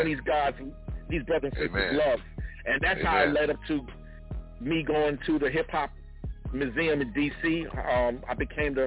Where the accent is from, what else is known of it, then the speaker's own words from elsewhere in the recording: New York City, New York, United States; my 16 years experiences growing up in the Kingdom Hall and in Hollis, Queens, New York